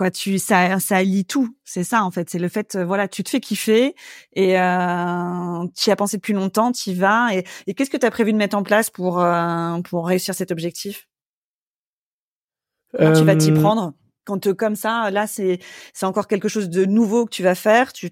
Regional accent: Rennes, Brittany, France; j'ai pas de réseau, je viens de Rennes, je viens pas de Paris

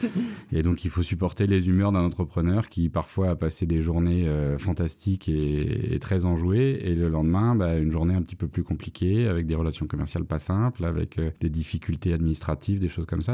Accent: Paris suburbs, Vallée de Chevreuse, Île-de-France, France; moved away as an adult; also born or lived in Châtenay-Malabry, Hauts-de-Seine; Je suis né à Châtenay-Malabry, donc dans les Hauts-de-Seine. J'ai grandi toute mon enfance euh, en banlieue parisienne, euh, euh, dans un cadre assez préservé qu'est la vallée de Chevreuse

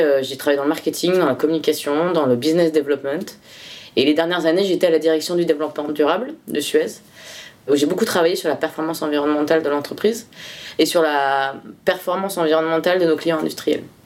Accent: Bordeaux region, Nouvelle-Aquitaine, France; je suis originaire de la région de Bordeaux

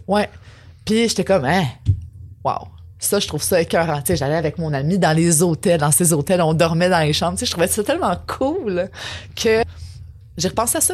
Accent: Quebec City, Quebec, Canada; moved away as an adult; also born or lived in Montreal; je suis parti de Québec pour venir à Montréal pour l'université

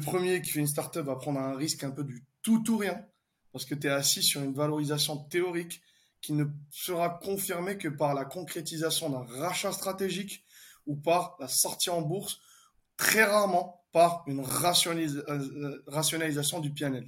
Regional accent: Algeria; also born or lived in France / London / Dubai; now in Paris, France; je suis né en Algérie. J'ai étudié en France.

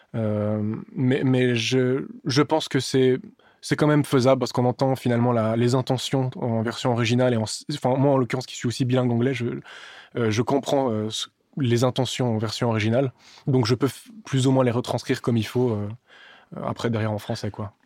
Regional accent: Switzerland; also born or lived in Serbia; now in France; Suisse, mais d'origine serbe

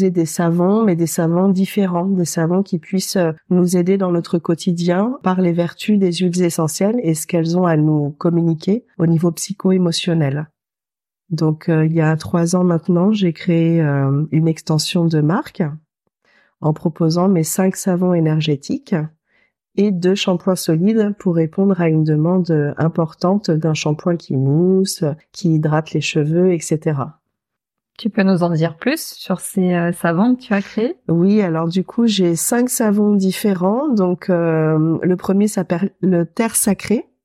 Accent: Normandy, France; born there; Je suis née en Normandie avant ça.

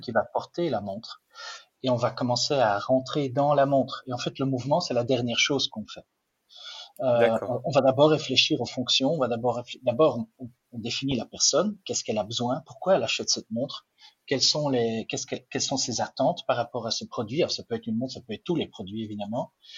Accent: Flanders, Belgium; French is a second language; je ne suis pas suisse, je ne suis pas français non plus, je suis belge. En plus, je suis, flamand, donc euh, ah. le, français n'est pas ma langue maternelle

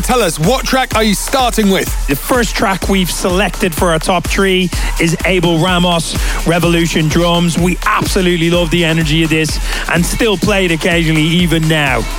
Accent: Ireland; now in United Kingdom; We are based out of the United Kingdom, but I'm actually Irish

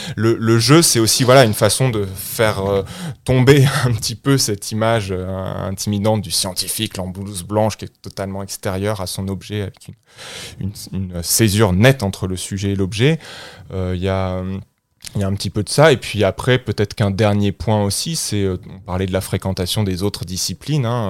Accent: France; moved away as an adult; now in Liège, Belgium; je, suis de nationalité française. J'ai grandi en France et j'ai fait mes études en France

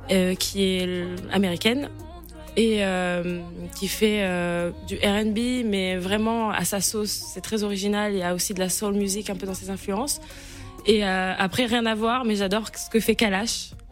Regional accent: Martinique

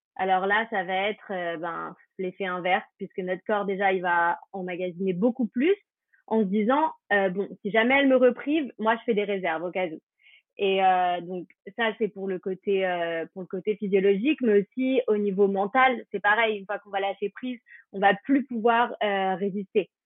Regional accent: France; on est français

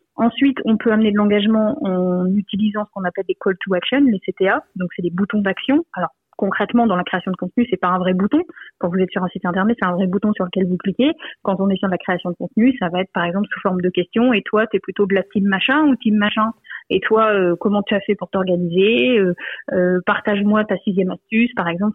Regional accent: Lille, Hauts-de-France, France; je suis de Lille

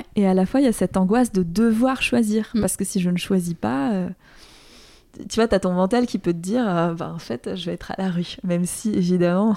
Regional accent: Alsace, Grand Est, France; la maison où j'ai grandi en Alsace

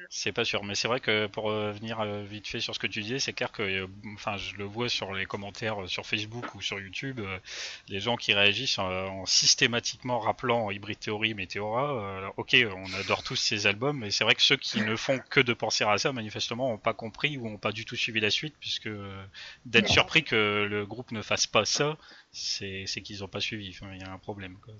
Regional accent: France; nous en tant que Français

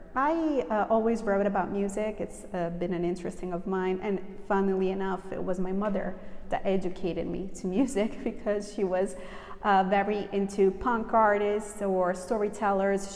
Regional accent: Southern Italy, Italy; also born or lived in New York, United States; I was a little kid. Uh, I moved from New York to a little town in southern Italy with my mother.

